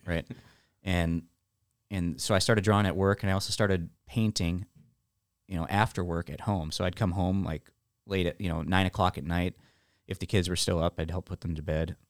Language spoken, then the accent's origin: English; Illinois, United States; moved away as an adult; also born or lived in Nashville, Tennessee / Canada; now in Texas, United States; I moved back home from Nashville, moved back to Illinois in 2010